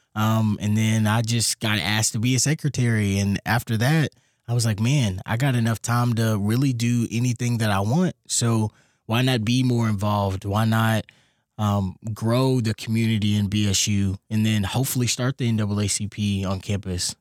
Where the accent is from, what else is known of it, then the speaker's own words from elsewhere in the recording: Louisville, Kentucky, United States; I'm from Louisville, Kentucky